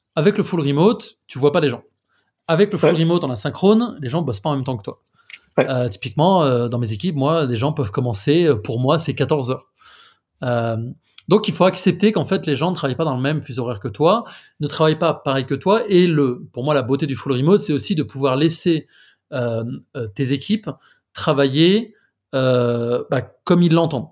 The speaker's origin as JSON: {"language": "French", "country": "France", "accent": "French", "moved": "as an adult", "lives_now": "Madrid, Spain", "said": "je suis français, j'habite à Madrid depuis euh, quasiment 4 ans"}